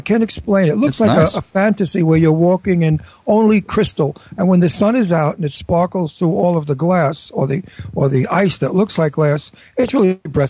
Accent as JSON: {"language": "English", "region": "Florida", "country": "United States", "moved": "yes", "said": "because he knows I'm from Florida"}